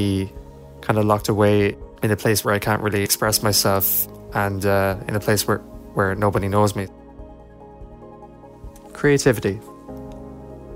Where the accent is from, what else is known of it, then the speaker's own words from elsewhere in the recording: County Kilkenny, Leinster, Ireland; I'm 17 and I'm from County Kilkenny.